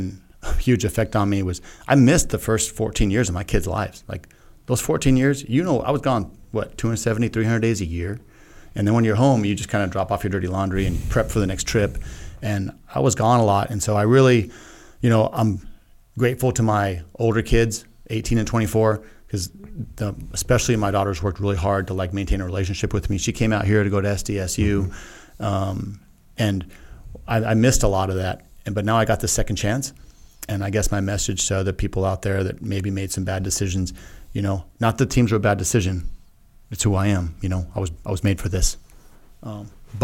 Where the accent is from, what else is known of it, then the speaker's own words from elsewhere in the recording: El Paso, Texas, United States; moved away; I grew up right in El Paso